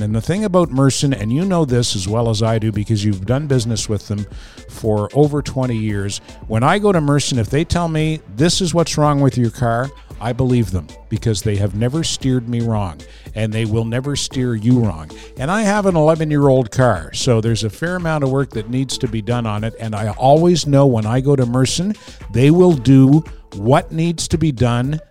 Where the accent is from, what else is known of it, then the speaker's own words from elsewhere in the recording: Fredericton, New Brunswick, Canada; now in Montreal, Canada; I grew up in Fredericton